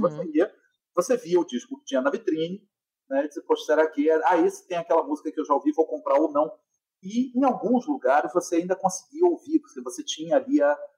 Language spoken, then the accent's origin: Portuguese; Rio de Janeiro, Brazil; eu sou carioca, então, assim, desde muito cedo, frequentando concertos eh, no, no, no Rio